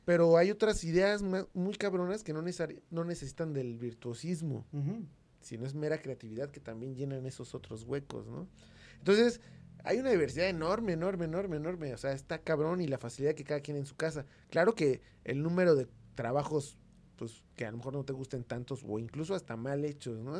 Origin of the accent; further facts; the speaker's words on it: Mexico; En México teníamos